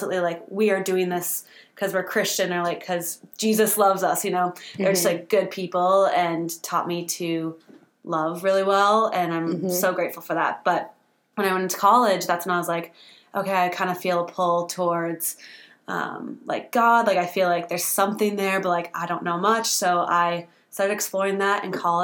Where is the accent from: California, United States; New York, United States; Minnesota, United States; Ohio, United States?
Minnesota, United States; Rosemount; I grew up in the lovely town of Rosemont, Minnesota